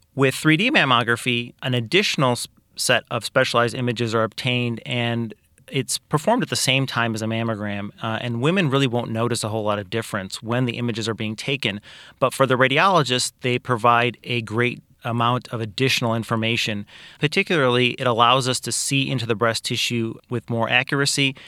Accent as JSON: {"language": "English", "town": "Kankakee", "region": "Illinois", "country": "United States", "tie": "born or raised there", "also_born_or_lived": "Iowa / Peoria", "said": "I am originally from Kankakee. I grew up here, was raised here"}